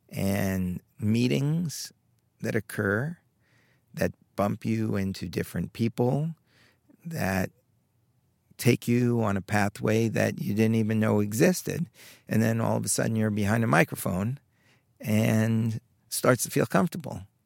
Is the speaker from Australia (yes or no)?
no; Long Island, New York, United States; I grew up in Long Island, not far away